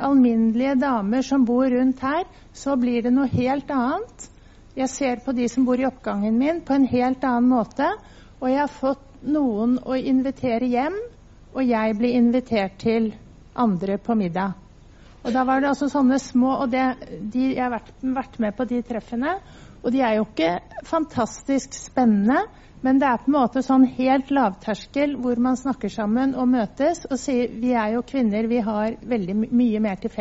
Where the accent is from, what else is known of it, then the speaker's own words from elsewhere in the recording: Norway; Nordmenn er jo litt spesielle. Altså, er, altså jeg er norsk, da.